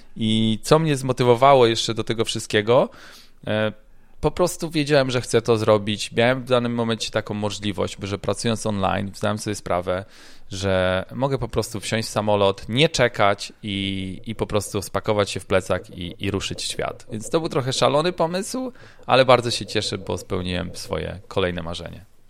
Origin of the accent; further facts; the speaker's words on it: Gdańsk, Pomeranian Voivodeship, Poland; moved away as an adult; also born or lived in Ireland / Italy; now in Florida, United States; pochodzę z Gdańska